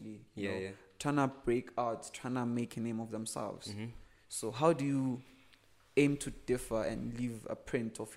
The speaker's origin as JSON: {"language": "English", "country": "Eswatini", "said": "we are from Eswatini"}